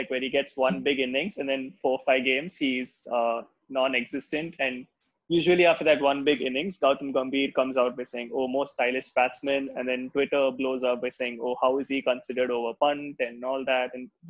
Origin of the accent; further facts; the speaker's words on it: South Africa; As a South African fan, I'm very happy with the way the Proteas have been playing this IPL so far.